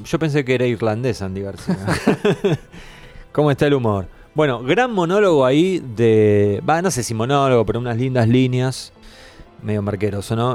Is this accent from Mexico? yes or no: no; Argentina; siendo argentino